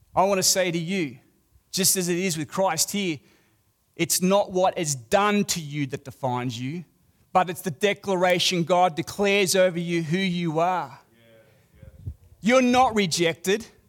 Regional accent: Australia; accent: Australian; I'm a foreigner. I'm Australian.

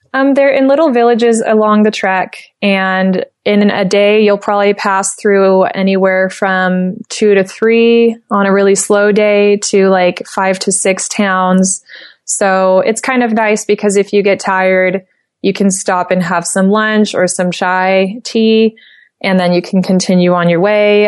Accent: United States; accent: American; with my American accent, that's how I pronounce it.

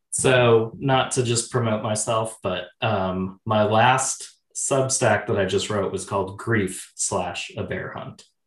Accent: Oshkosh, Wisconsin, United States; I grew up in Oshkosh, Wisconsin.

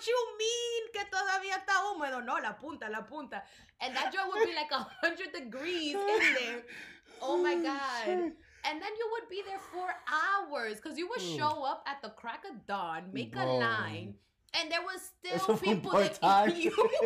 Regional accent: United States; we grew up here in the States

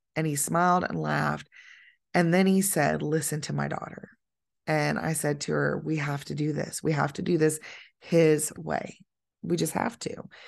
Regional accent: United States; I'm an American

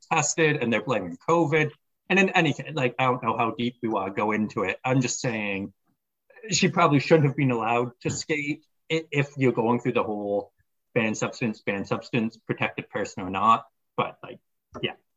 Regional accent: Canada; as a Canadian

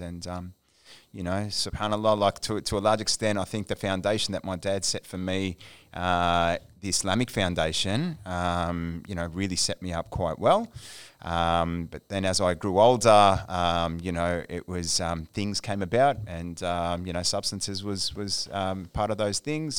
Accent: Melbourne, Victoria, Australia; moved away; I'm of Egyptian heritage, born and raised in Melbourne

